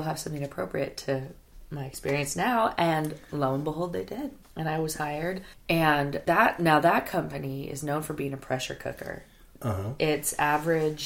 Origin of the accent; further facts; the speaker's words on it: Mendocino, California, United States; also born or lived in Santa Cruz / Los Angeles / Petaluma; I'm from Mendocino. I don't know. You know, like, the closest mall was 2 hours away